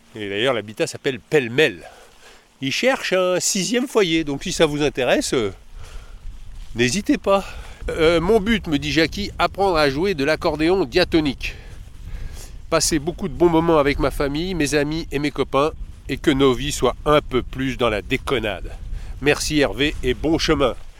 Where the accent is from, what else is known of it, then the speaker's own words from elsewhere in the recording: Paris, Île-de-France, France; je suis de Paris